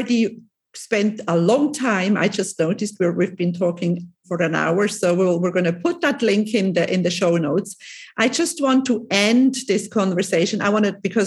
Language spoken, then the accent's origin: English; Lucerne, Switzerland; now in Cyprus; I'm originally from Lucerne, but I've been living here for many, many years.